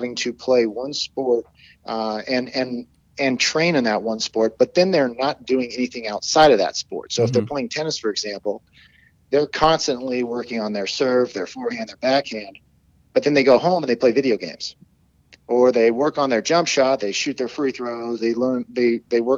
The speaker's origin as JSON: {"language": "English", "region": "Colorado", "country": "United States", "tie": "born or raised there", "said": "where I grew up in Colorado"}